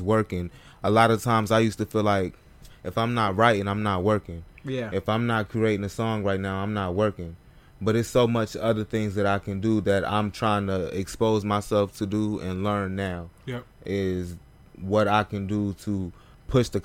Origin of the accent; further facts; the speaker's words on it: Raleigh, North Carolina, United States; also born or lived in Baltimore; So Raleigh. That's where I'm from